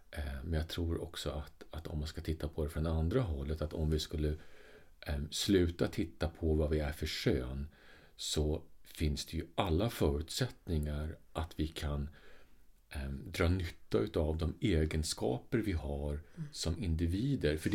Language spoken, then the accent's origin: Swedish; Sweden; alltså det här är Sverige 70-tal liksom. någonstans ja. när jag blev uppfostrad. Alltså jag är född på 60-talet